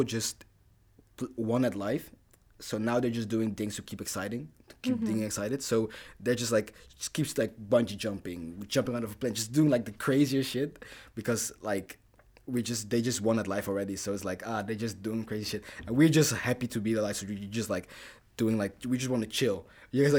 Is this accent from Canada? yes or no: no; Netherlands; also born or lived in Rwanda / Dordrecht, Netherlands; I'm from Rwanda. I came here when I was 1. Grew up in Netherlands.